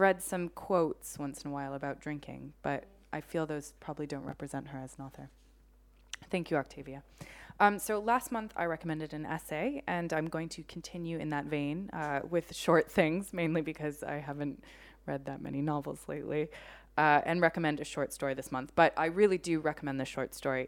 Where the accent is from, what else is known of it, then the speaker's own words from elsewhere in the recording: United States; as somebody growing up in America